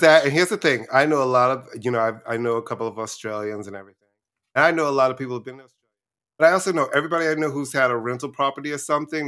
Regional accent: New York City, New York, United States; also born or lived in Brooklyn; I was born in Brooklyn, and then we moved to Queens right before I was in the first

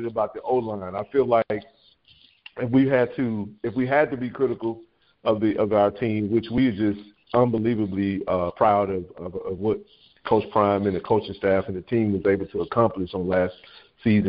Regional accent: Jackson, Mississippi, United States; now in Inland Empire, California, United States; I was born and raised in Jackson, Mississippi

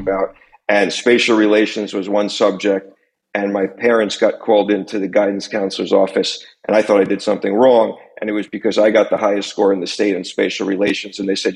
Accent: Long Island, New York, United States; also born or lived in Pennsylvania; now in New York City, United States; I grew up on Long Island. I've been living in New York City for 30 years now

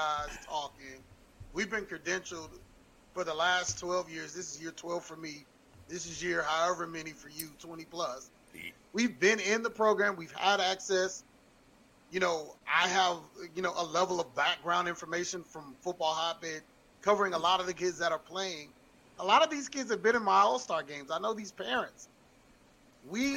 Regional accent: Atlanta, Georgia, United States; moved away; I'm from Atlanta, Georgia. I went to Hurts Ferry Elementary

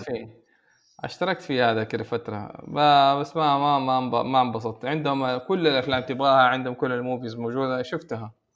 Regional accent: Saudi Arabia; هنا عندنا في السعوديه

